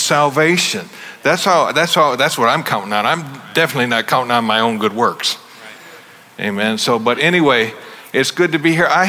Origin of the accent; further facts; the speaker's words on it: Michigan, United States; moved away; I'm originally from Michigan.